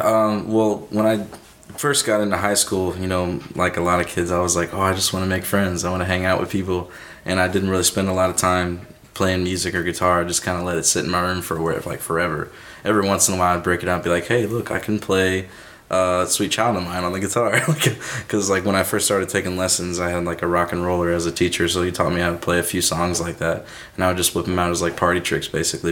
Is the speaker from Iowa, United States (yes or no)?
no; Shiloh, Illinois, United States; also born or lived in Dupo, Illinois; I grew up in Shiloh, Illinois, okay. just like right between O'Fallon and Belleville